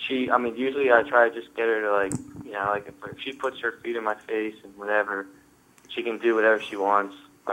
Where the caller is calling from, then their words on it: Philadelphia, Pennsylvania, United States; I'm actually calling from Philly. So it's like 2 in the morning.